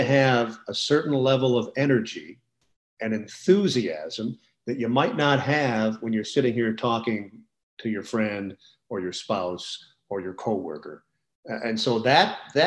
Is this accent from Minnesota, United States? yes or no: yes; Minneapolis, Minnesota, United States; moved away as an adult; now in Indianapolis, United States; growing up in Minneapolis